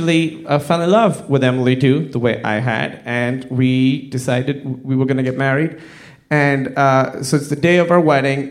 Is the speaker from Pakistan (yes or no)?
yes; Pakistan; I'm from Pakistan, like I said. Very conservative Muslim family